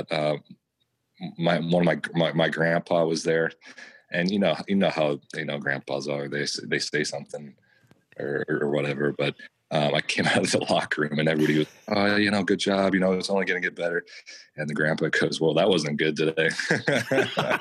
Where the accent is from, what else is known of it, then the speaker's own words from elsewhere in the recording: Lincoln, Nebraska, United States; moved away; also born or lived in Kansas City; I grew up in Lincoln, Nebraska